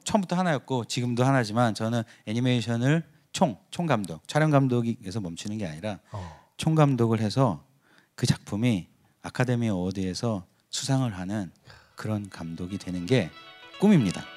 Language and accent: Korean; South Korea; moved away as an adult; now in Los Angeles, United States; 내가 자라온 그 한국에서 자라온 그 문화